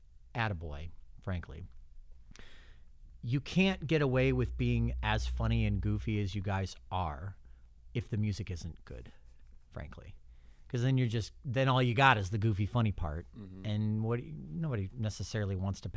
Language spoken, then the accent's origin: English; Missouri, United States; now in Florida, United States; I'm from Missouri